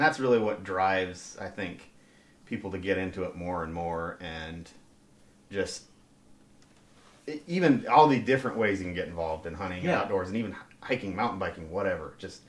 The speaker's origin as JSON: {"language": "English", "town": "Bozeman", "region": "Montana", "country": "United States", "tie": "born or raised there", "moved": "as an adult", "said": "I grew up in Bozeman, Montana, actually."}